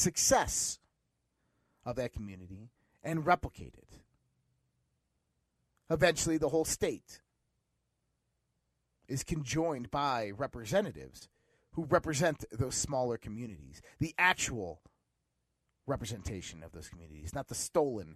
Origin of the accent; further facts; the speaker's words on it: Caledonia, United States; I'm from Caledonia